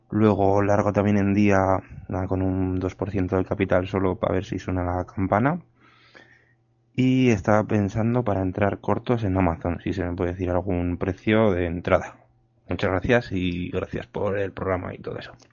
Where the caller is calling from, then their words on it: Zaragoza, Aragon, Spain; de Zaragoza